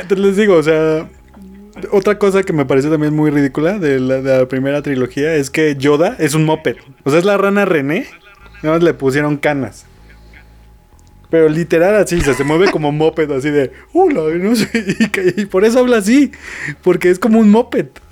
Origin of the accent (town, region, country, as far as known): Mexico